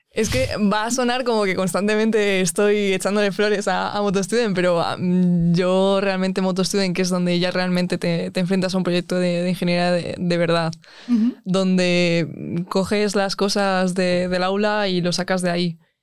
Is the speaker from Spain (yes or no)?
yes; Alcalá de Henares, Community of Madrid, Spain; soy de Alcalá de Henares